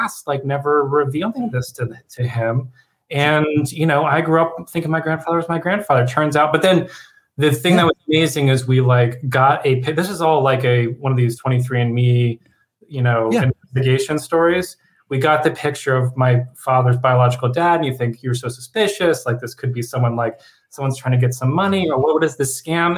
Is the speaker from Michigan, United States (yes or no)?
no; Indiana, Pennsylvania, United States; moved away; I grew up in a town called Indiana, Pennsylvania. It's about an hour outside